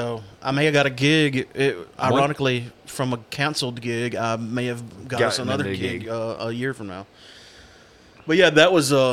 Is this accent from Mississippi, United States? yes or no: yes; Amory, Mississippi, United States; I don't even get recognized at Walmart and Amory anymore